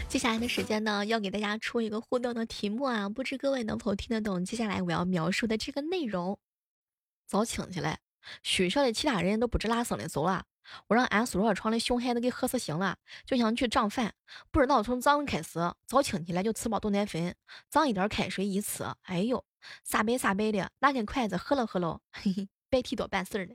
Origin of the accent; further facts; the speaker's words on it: Xuzhou, Jiangsu, China; 代表我们徐州